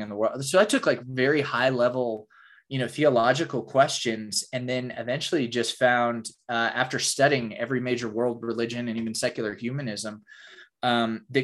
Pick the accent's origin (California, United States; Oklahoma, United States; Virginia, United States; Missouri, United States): Oklahoma, United States; I grew up in Oklahoma in the buckle of the Bible Belt